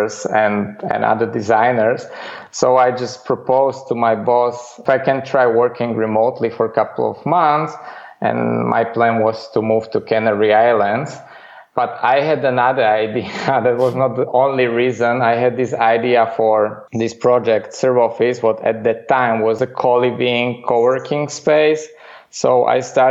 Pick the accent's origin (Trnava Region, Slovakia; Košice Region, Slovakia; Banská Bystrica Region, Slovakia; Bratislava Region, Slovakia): Bratislava Region, Slovakia; Bratislava; moved away as an adult; now in Netherlands; I grew up in the capital of this small country, Slovakia, in Bratislava